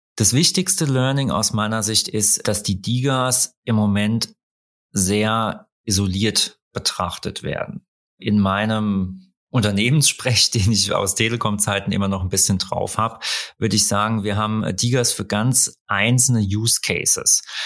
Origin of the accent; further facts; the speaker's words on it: Rhineland-Palatinate, Germany; ich komme aus Rheinland-Pfalz